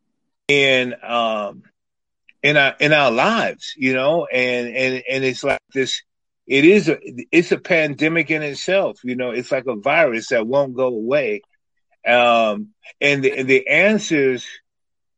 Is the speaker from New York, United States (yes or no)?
yes; New York City, New York, United States; moved away as an adult; also born or lived in Iowa City, Iowa; growing up in Harlem and traveling around